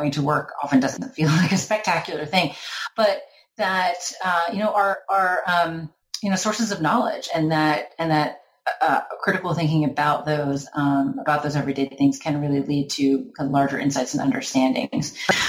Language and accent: English; Florida, United States; partly about growing up as a Filipino-American girl in suburban Florida and partly about traveling to the Philippines in the 20s